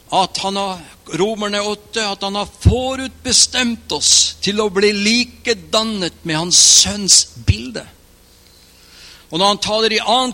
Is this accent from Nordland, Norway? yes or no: yes; Mo i Rana, Nordland, Norway; Jeg trodde i flere år, i hvert fall tre år etter jeg ble en kristen, at jeg var fra Mo i Rana.